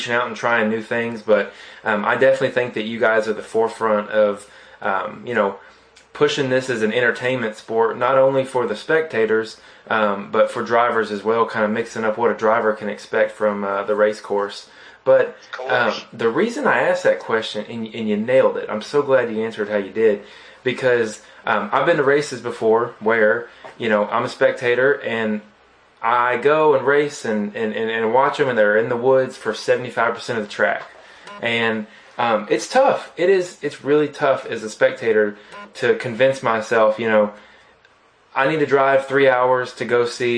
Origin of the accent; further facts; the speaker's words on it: Southeast, United States; growing up in the Southeast, I've been in the off-road community for many years now